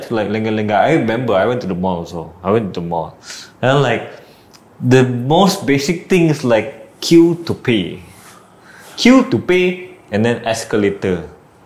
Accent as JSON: {"language": "English", "country": "Malaysia", "said": "Ourselves as a Malaysian"}